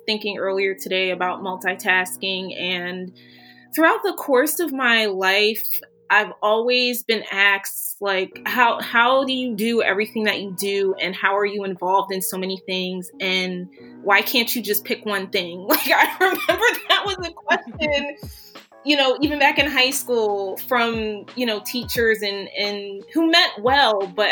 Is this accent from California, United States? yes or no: no; Philadelphia, Pennsylvania, United States; I'm from Philadelphia